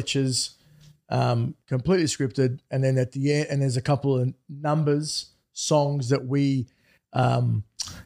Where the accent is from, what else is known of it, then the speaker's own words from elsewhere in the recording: Australia; So we say we're Australian when we're in Italy. But when we're in Australia, we say we're Italian. Because we're first generation.